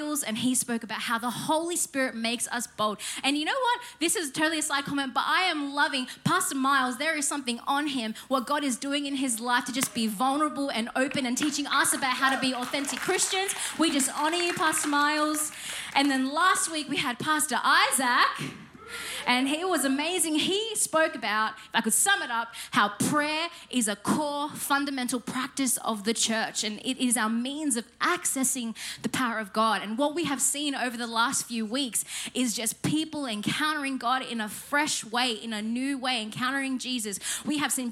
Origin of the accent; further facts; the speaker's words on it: Penrith, New South Wales, Australia; I grew up in Penrith